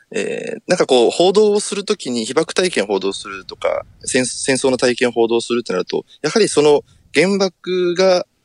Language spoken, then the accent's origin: Japanese; Sasebo, Nagasaki, Japan; 私はですね、あの、まあ、最初に申した通り、あの、佐世保市というところの出身なんですけれども